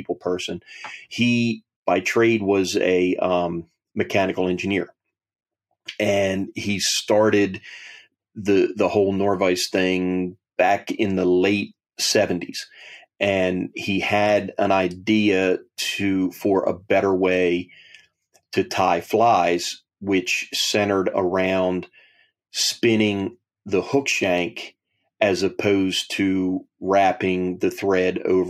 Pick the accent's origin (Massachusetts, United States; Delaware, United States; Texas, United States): Delaware, United States; I was born in Delaware